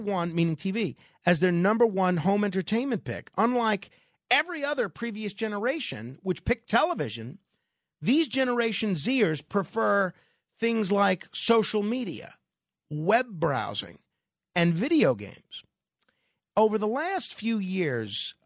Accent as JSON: {"language": "English", "town": "New York City", "region": "New York", "country": "United States", "said": "I am from Staten Island"}